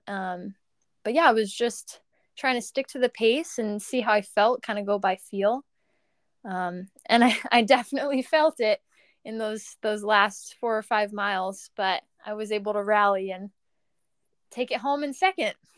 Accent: Long Island, New York, United States; in high school, I'm from Long Island, so I ran for Mount Sinai High School.

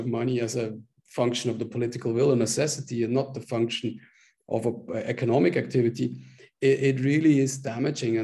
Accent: Switzerland; moved away as an adult; also born or lived in South Africa / China / Colombia / Ecuador; I am originally from Switzerland

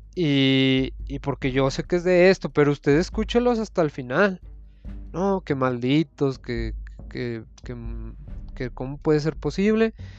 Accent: Zacatecas, Mexico; Soy profesionista de Zacatecas

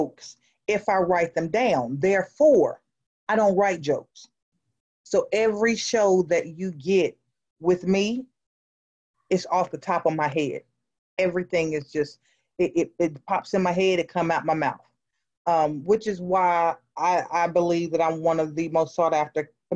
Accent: Greensboro, North Carolina, United States; also born or lived in Brooklyn, New York; born in Brooklyn, New York. I was up there not long, you know, daddy cheated, mama took us and ran. You know, we relocated down to North Carolina with her family, and I've been in Greensboro, North Carolina ever since

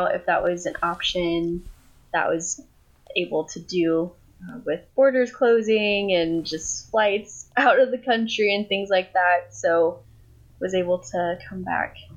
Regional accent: Colorado, United States; first language English; also born or lived in Thailand / Costa Rica; now in Wisconsin, United States; grew up in Colorado

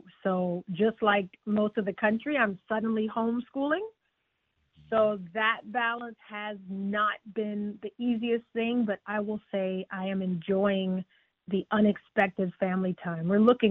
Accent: Charleston, South Carolina, United States; now in Houston, United States; I'm originally from Charleston, South Carolina.

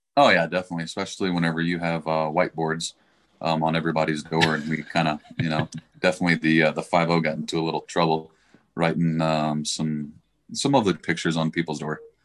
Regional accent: Dallas, Texas, United States; now in Colorado Springs, United States; I'm from Dallas, Texas.

